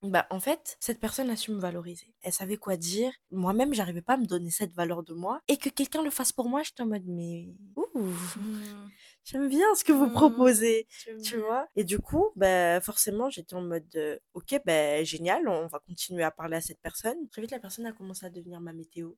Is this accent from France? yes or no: no; Madagascar; Je suis malgache